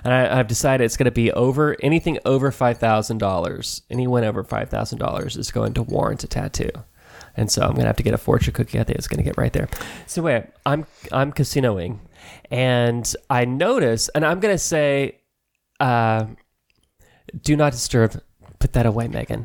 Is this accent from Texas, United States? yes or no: yes; Allen, Texas, United States; moved away; when I li-, lived there